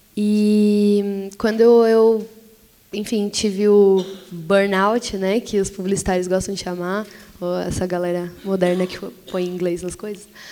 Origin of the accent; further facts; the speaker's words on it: São Paulo, Brazil; ainda morando na periferia, eu sou da zona leste de São Paulo